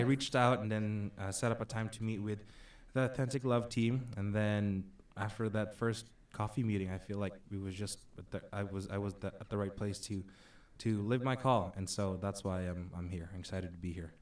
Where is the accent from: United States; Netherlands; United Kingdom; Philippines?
Philippines; moved away as an adult; I'm originally from the Philippines. Uh, came here uh, on 2007